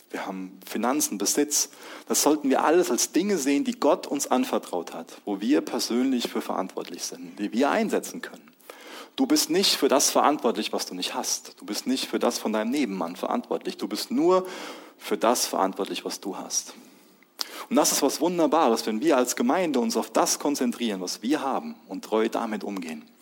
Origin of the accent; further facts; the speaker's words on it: Germany; Ich bin Ehemann von, von Lois. Ich bin Papa. Ich bin Deutscher.